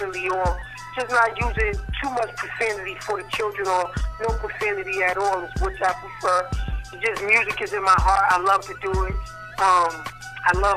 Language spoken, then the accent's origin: English; New York City, New York, United States; also born or lived in Connecticut; I'm from Brooklyn